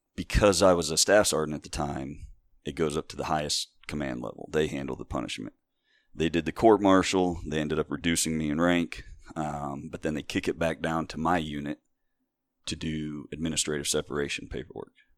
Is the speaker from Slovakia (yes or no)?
no; Wayne County, Northeast Ohio, United States; also born or lived in Hawaii; I grew up here in Wayne County